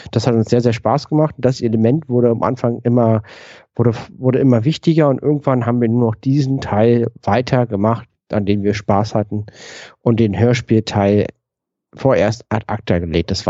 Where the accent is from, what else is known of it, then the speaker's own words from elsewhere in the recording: Berlin, Germany; Wir kommen beide aus Berlin.